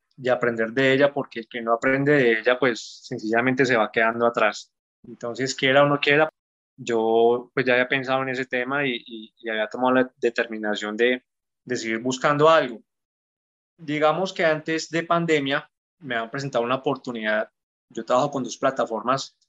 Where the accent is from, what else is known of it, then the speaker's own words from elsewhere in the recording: Garzón, Huila, Colombia; soy colombiano, más exactamente de Garzón, Huila, un pueblo al sur de Colombia.